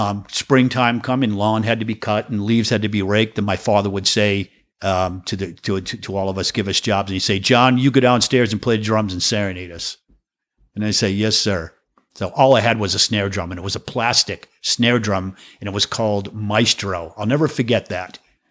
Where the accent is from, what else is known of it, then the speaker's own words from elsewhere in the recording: Walpole, Massachusetts, United States; also born or lived in Brighton; I was born in St. Elizabeth's Hospital in Brighton, Massachusetts. And I grew up in this little town called Walpole, which is... 25 miles from Boston. No, I'm sorry. 18 miles from Boston and 18 miles from Providence, Rhode Island.